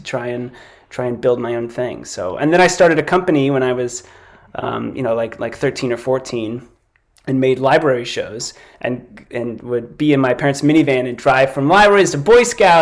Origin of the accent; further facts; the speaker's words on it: Kansas, United States; also born or lived in Brooklyn, New York; now in New York City, United States; I'm a Kansas kid.